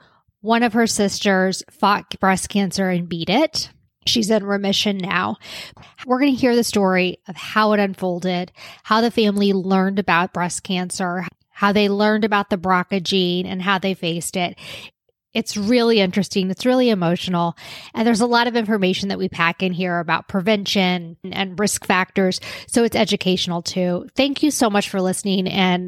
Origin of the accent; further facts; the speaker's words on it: Kansas City, United States; Kim Starr, who we are both from Kansas City.